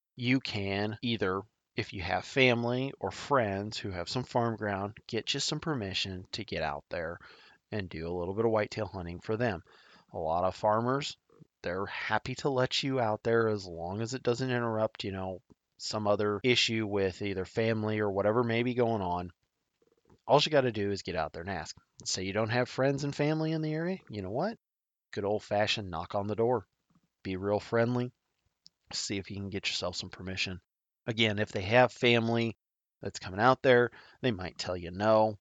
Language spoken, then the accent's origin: English; Nebraska, United States; my home state of Nebraska